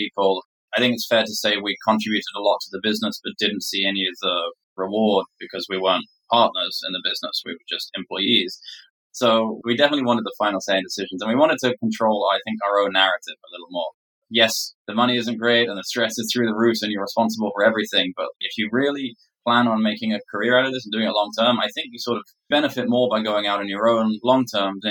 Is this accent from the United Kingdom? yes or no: yes; England, United Kingdom; moved away; my background being English